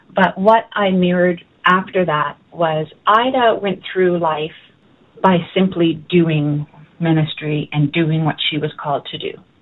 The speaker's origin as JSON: {"language": "English", "town": "Halifax", "region": "Nova Scotia", "country": "Canada", "tie": "born or raised there", "said": "I was born in Halifax, Nova Scotia my parents both attended Bedford Baptist Church, and so that's where I started life. Our family never moved"}